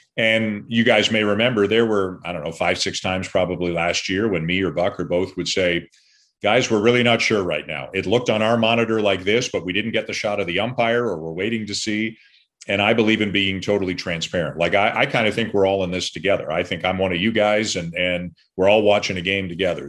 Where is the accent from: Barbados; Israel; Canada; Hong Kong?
Canada; being Canadian